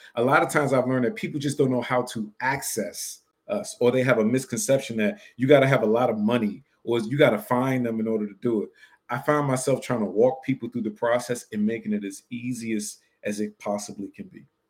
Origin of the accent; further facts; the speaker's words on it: Washington, District of Columbia, United States; we grew up in Section 8 housing, poor, on food stamps in Washington, D.C.